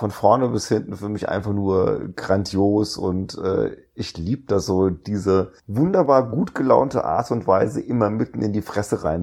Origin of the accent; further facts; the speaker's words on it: Grimmen, Mecklenburg-Vorpommern, Germany; Ich komme aus Grimmen, sagt ihr das was?